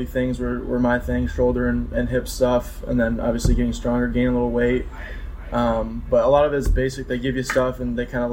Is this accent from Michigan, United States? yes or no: yes; Mount Pleasant, Michigan, United States; born or raised there; moved away as an adult